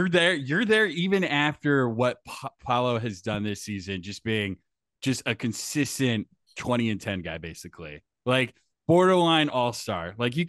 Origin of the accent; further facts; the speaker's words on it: Washington, United States; I'm from Washington State